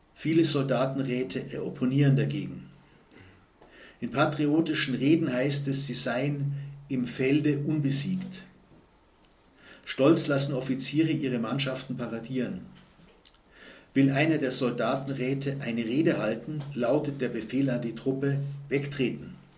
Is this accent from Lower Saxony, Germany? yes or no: no; Munich, Bavaria, Germany; bei uns in München